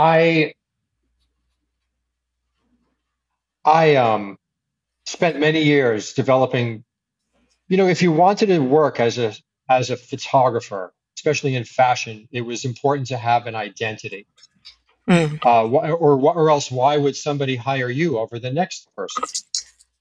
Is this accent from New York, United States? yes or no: yes; New York City, New York, United States; moved away as an adult; also born or lived in Milan / Paris; growing up in New York City